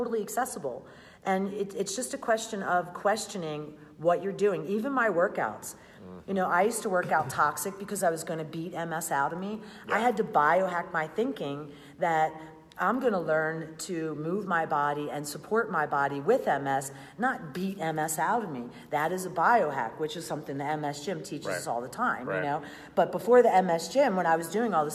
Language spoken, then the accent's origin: English; Philadelphia, Pennsylvania, United States; I'm from Philly